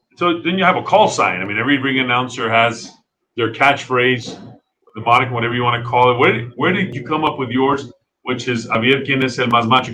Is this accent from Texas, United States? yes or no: yes; Texas, United States; we're all from the Lone Star State of Texas